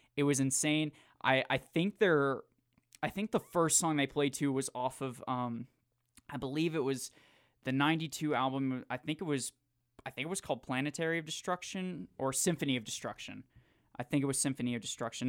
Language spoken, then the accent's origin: English; Jacksonville, Florida, United States; moved away; I'm from Jacksonville